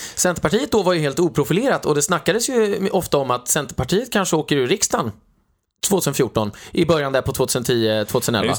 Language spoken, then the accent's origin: Swedish; Sweden; now in Austria; som svensk